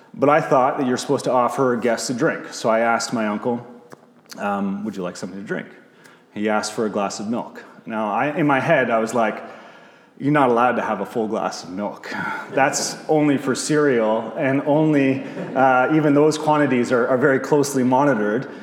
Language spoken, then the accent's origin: English; Bowmanville, Ontario, Canada; also born or lived in St. Catharines, Ontario; I was born in St. Catharines, but grew up uh, as a child from 4 to 18 in Bowmanville